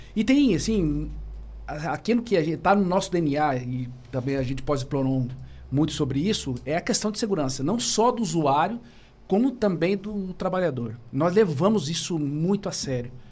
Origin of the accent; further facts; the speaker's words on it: Maringá, Paraná, Brazil; also born or lived in Cascavel; sou natural de Maringá